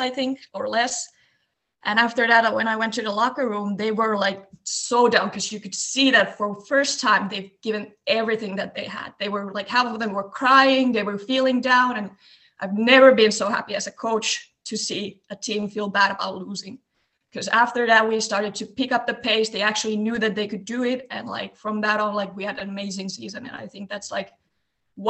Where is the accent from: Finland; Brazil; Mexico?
Finland; near Lappeenranta, Eastern Finland; I'm originally from Eastern Finland and a small town close to Lappeenranta. And when we were growing up, we did a lot of different sports